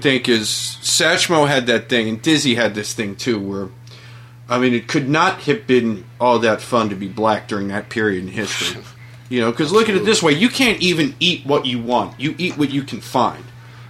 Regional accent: Philadelphia, Pennsylvania, United States; No, I was raised in Philadelphia.

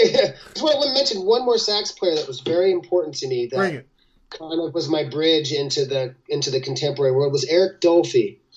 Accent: Los Angeles, California, United States; born there; I forgot to tell you, I was born in Los Angeles.

